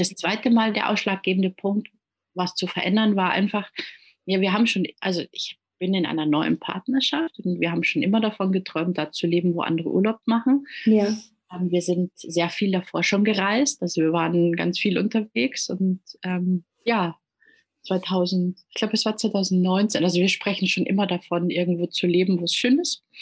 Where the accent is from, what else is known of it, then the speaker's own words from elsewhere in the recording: Munich, Bavaria, Germany; first language German and Italian; moved away as an adult; now in Gran Canaria, Spain; gebürtig komme ich aus München